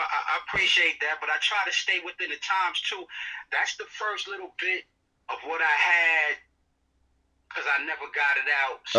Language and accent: English; New York City, New York, United States; I'm from Brooklyn, New York.